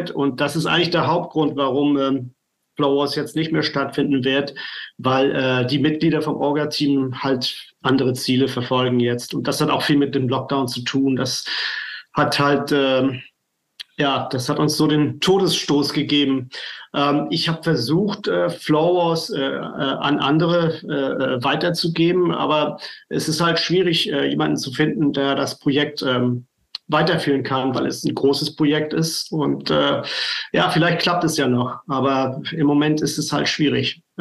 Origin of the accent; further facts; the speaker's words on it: Flensburg, Schleswig-Holstein, Germany; ich komme aus Flensburg.